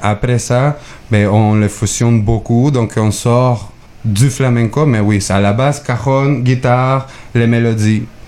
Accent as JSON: {"language": "French", "country": "Mexico", "moved": "yes", "lives_now": "Quebec, Canada", "said": "je viens du Mexique"}